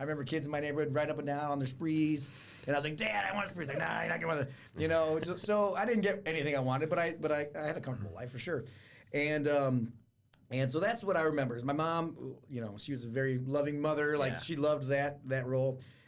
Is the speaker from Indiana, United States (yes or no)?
yes; Fort Wayne, Indiana, United States; born or raised there; also born or lived in Miami, Florida